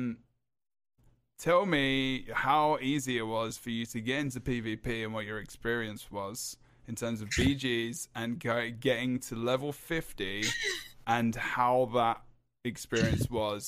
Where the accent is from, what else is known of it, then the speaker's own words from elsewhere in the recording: England, United Kingdom; I'm English